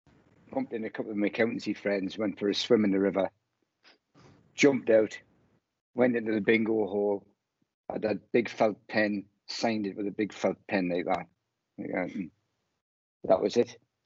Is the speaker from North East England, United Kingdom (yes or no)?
no; Bradford, Yorkshire and the Humber, United Kingdom; Well, it'd be like e-bingo, smoking their e-cigarettes in I'm from Bradford.